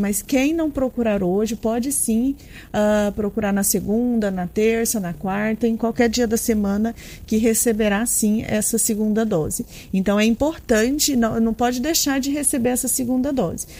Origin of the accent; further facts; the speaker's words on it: Piranhas, Alagoas, Brazil; Dani Edson e, eu, nós somos de Piranhas